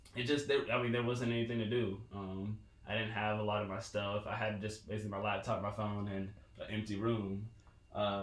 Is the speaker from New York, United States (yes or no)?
no; Fort Worth, Texas, United States; accent: country; moved away; I'm from Fort Worth, Texas. So sometimes, you know, my country accent comes out a little bit